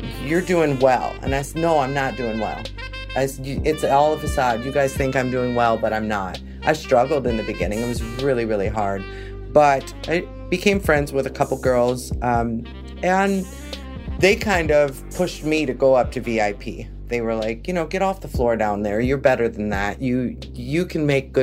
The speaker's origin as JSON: {"language": "English", "town": "Milwaukee", "region": "Wisconsin", "country": "United States", "tie": "born or raised there", "also_born_or_lived": "Atlanta, Georgia", "moved": "as an adult", "said": "my hometown, Milwaukee, Wisconsin"}